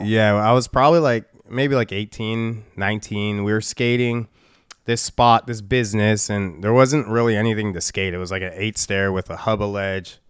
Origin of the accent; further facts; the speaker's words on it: Chicago, Illinois, United States; moved away as an adult; Chicago, born and raised. I moved out of Chicago when I was twenty-two years old